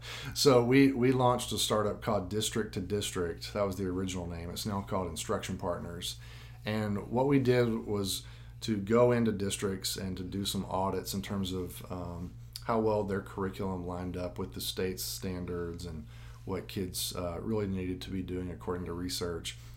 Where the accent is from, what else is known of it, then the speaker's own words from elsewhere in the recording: Jackson, Tennessee, United States; I grew up in the system, attended schools in Jackson all the way up